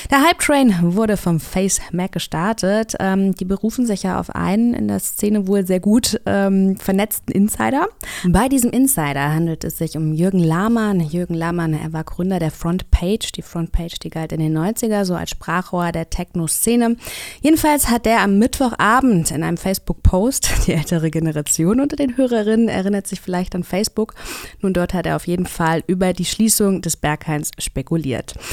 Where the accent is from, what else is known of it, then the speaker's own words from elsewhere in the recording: Kassel, Hesse, Germany; now in Berlin, Germany; Ich bin ja aus Kassel zugezogen.